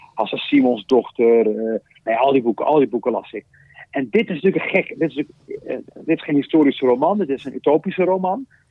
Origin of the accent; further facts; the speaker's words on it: Rotterdam, South Holland, Netherlands; toen ik begon te schrijven als, als kind op de Klavertje drie in Rotterdam